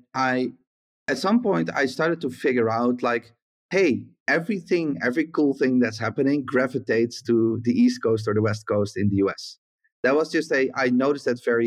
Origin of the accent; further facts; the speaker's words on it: Netherlands; also born or lived in south of the Netherlands / Flevoland; I grew up in the south of the Netherlands, and then we moved to the middle of the Netherlands to Flevoland